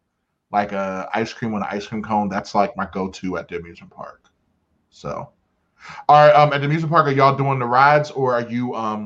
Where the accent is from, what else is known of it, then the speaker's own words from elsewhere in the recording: New Jersey, United States; I'm from New Jersey. No, not anymore.